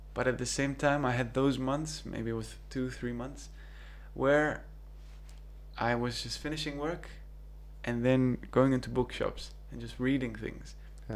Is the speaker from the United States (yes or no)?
no; Cyprus; moved away as an adult; also born or lived in New Zealand / Manchester, United Kingdom; Growing up in Cyprus